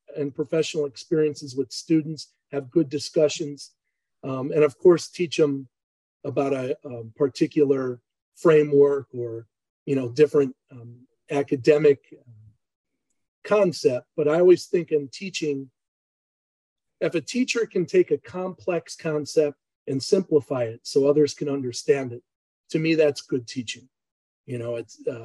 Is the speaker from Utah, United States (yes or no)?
no; Chicago, Illinois, United States; moved away; also born or lived in Emporia, Kansas; I grew up in Chicago